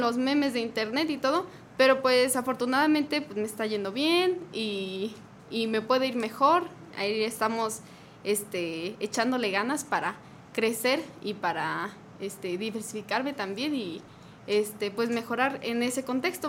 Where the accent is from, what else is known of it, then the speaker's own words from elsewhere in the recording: Los Encinos, San José de Guanajuato, Mexico; now in Querétaro, Mexico; yo soy de, de eh, Los Encinos, San José de Guanajuato, pero llevo aquí ya como 11 años en Querétaro